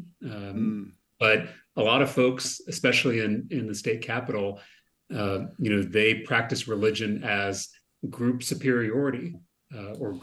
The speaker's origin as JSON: {"language": "English", "region": "Texas", "country": "United States", "tie": "born or raised there", "said": "I'm a Democrat in the Texas legislature, so I'm far from the master of anything here in my home state."}